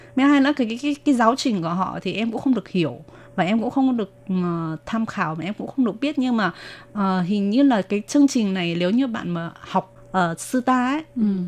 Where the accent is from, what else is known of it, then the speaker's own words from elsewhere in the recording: Ha Long, Quang Ninh, Vietnam; first language Vietnamese; moved away as an adult; now in New Taipei, Taiwan; Em sinh ra ở Việt Nam ở thành phố Quảng Ninh, ở tỉnh Quảng Ninh và thành phố Hạ Long. Em sang Đài Loan sinh sống và làm việc được uh, à, 12 năm